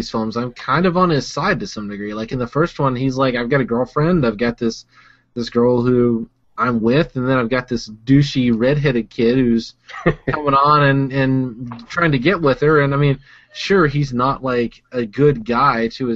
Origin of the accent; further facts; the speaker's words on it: Huntsville, Alabama, United States; I grew up in Alabama